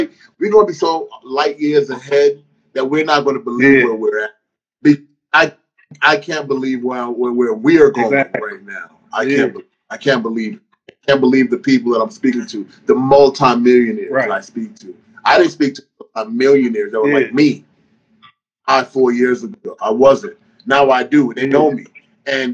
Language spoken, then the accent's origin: English; New York City, New York, United States; also born or lived in Virginia / Panama; I was raised in Brooklyn